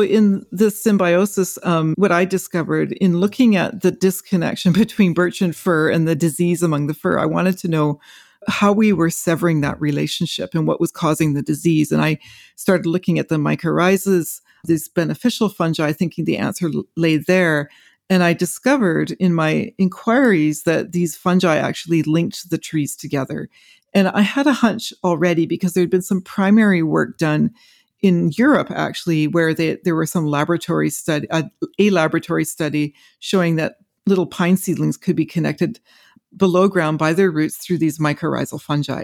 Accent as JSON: {"language": "English", "region": "Western Canada", "country": "Canada", "tie": "born or raised there", "said": "as I grew up in forests in Western Canada, you know, I was a child of the forest"}